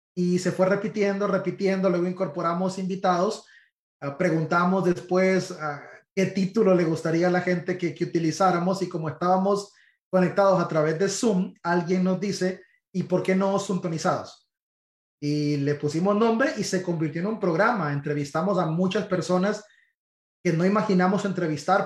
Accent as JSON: {"language": "Spanish", "country": "Honduras", "moved": "as an adult", "lives_now": "Miami, United States", "said": "yo soy hondureño"}